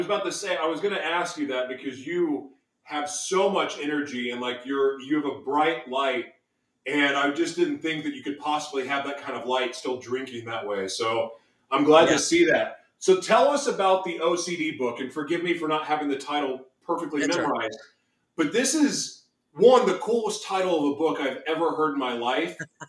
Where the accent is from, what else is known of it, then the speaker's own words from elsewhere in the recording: Oklahoma City, Oklahoma, United States; born there; now in Los Angeles, United States; So I was born in Oklahoma City. And even though LA is home to me, I was born in Oklahoma City.